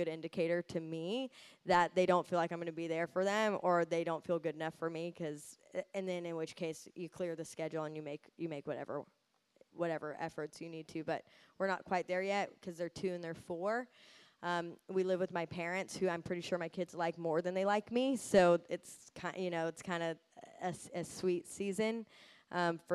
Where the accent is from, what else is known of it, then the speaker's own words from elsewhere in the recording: United States; I'm American